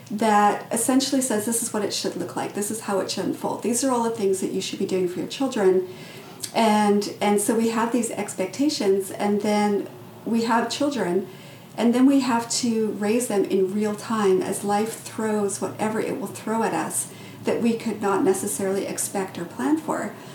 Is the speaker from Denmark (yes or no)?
no; British Columbia, Canada; also born or lived in England / South Africa; I was originally from England. We moved to South Africa. We moved back to England. Then we moved to Canada. And then once we were in Canada, uh, when I was in about grade two, we picked up and moved to this small northern community in northern British Columbia.